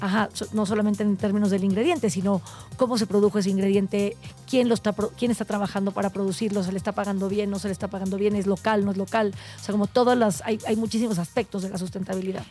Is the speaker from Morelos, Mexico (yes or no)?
yes; Tepoztlán, Morelos, Mexico; now in Mexico City, Mexico; yo crecí en Tepoztlán, Morelos, y en Tepoztlán yo crecí